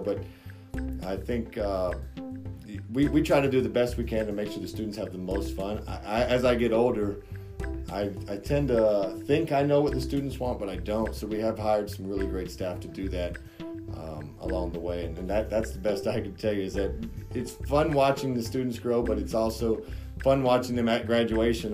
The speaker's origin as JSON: {"language": "English", "town": "Haines City", "region": "Florida", "country": "United States", "said": "I'm from Haines City, from Polk County"}